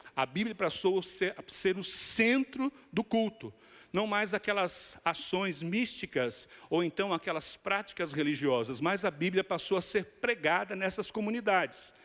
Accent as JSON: {"language": "Portuguese", "region": "Bahia", "country": "Brazil", "said": "como bom baiano"}